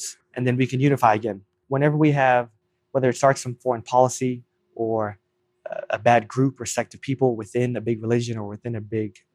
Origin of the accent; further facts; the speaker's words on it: Texas, United States; also born or lived in New Jersey; so we grew up in New Jersey, very modest, and then came to Texas when I was in elementary school.